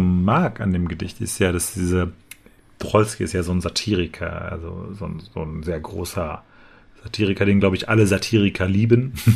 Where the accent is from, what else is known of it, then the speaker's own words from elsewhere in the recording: Dortmund, North Rhine-Westphalia, Germany; ich bin in Dortmund aufgewachsen